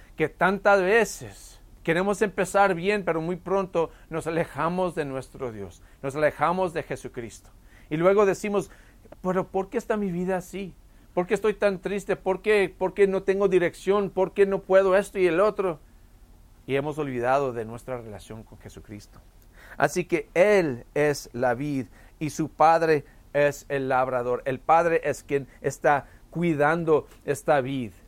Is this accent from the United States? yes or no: yes; El Paso, Texas, United States; tuvimos una vid en nuestra casa cuando yo crecí aquí en El Paso